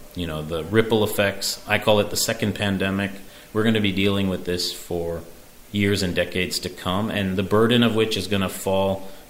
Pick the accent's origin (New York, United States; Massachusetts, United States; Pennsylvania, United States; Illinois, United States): New York, United States; New York City; And I'm very, very proud as a New Yorker, as a father, as a husband of the city's response.